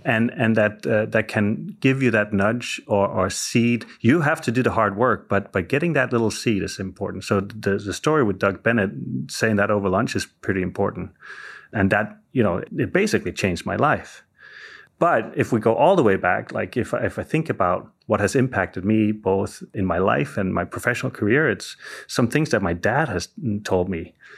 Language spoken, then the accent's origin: English; Denmark; moved away as an adult; also born or lived in Southern California; now in Silicon Valley, United States; I'm originally from Denmark, and I moved to, uh, California in, uh, two thousand, uh, you know, basically for love